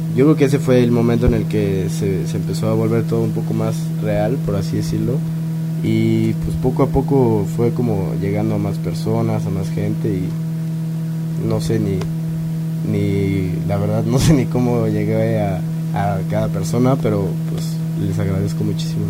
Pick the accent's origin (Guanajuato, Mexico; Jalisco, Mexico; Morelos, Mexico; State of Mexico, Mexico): Morelos, Mexico; Cuernavaca; moved away as an adult; now in Mexico City, Mexico; yo soy de Cuernavaca, viví allá toda mi vida